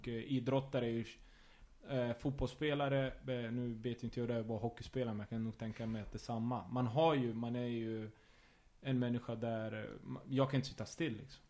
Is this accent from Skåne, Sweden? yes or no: no; Örebro, Örebro County, Sweden; jag ville vara hemma i Örebro